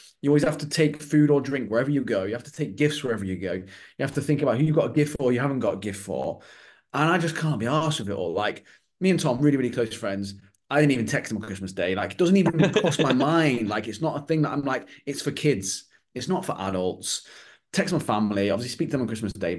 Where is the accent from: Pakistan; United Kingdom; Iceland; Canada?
United Kingdom; being British